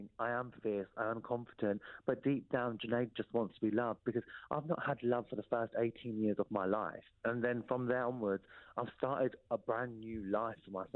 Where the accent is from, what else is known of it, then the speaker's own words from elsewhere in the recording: Peterborough, East of England, United Kingdom; moved away as an adult; that's my hometown